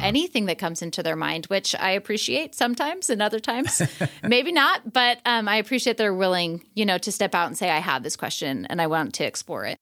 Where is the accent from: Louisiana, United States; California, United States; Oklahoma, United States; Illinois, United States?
Illinois, United States; northwest suburbs of Chicago; moved away as an adult; also born or lived in Asia / Arizona; now in Redmond, United States; I'm from the northwest suburbs of Chicago, so like forty-five minutes outside of the city